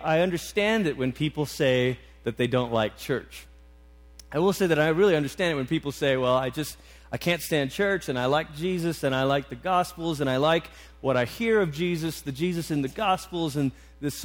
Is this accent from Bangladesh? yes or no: no; Malaysia; moved away; I grew up in Malaysia